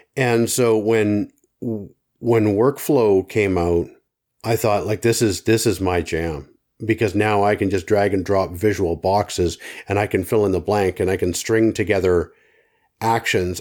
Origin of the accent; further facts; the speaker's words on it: Canada; as a Canadian